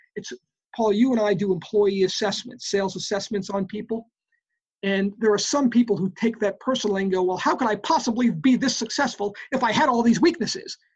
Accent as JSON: {"language": "English", "town": "New York City", "region": "New York", "country": "United States", "tie": "born or raised there", "said": "I grew up in the Bronx, New York"}